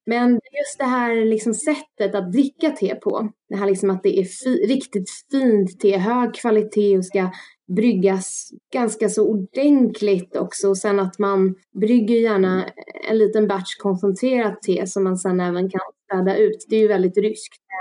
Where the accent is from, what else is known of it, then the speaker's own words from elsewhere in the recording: Stockholm, Stockholm County, Sweden; also born or lived in France; Jag är ju född och uppvuxen i Stockholm